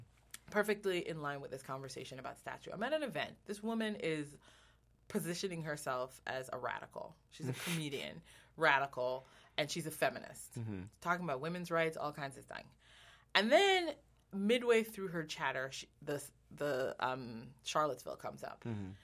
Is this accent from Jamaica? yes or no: yes; Jamaica; now in United States; I'm Jamaican, so I came to America and learned American history